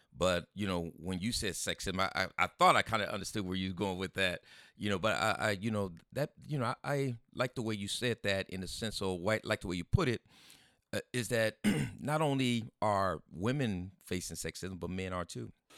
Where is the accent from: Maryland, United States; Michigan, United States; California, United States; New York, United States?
California, United States; San Diego; I grew up over in the West Coast here. That's, you know, with the Latino gangs is Sherman and Logan Heights